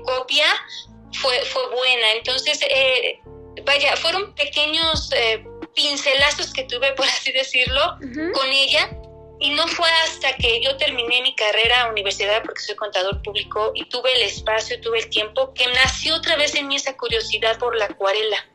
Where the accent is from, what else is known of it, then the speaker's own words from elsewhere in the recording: Mexico; como mexicana y como nosotros hemos eh, tenido nuestra herencia cultural